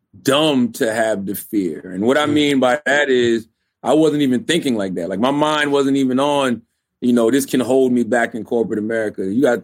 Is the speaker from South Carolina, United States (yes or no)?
yes; Moncks Corner, South Carolina, United States; Because I grew up in Monk's Corner, South Carolina.